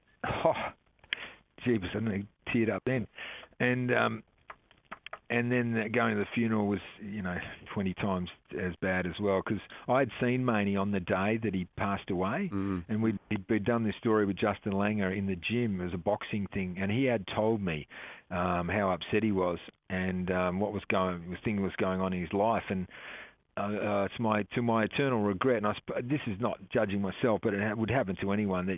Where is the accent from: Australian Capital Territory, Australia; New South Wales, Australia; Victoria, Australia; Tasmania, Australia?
Australian Capital Territory, Australia; Canberra; I love rugby league because I'm from Canberra